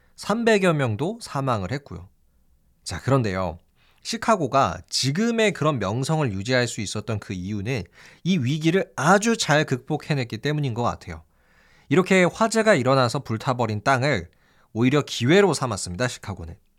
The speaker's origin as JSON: {"language": "Korean", "country": "South Korea"}